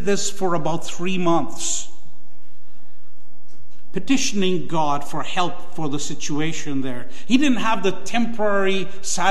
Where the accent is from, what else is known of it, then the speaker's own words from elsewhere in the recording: Guyana; moved away; my home country, Guyana